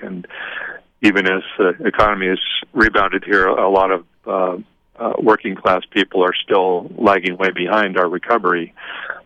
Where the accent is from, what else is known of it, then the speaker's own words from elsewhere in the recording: Kent, Washington, United States; Kent, Washington, which is where I grew up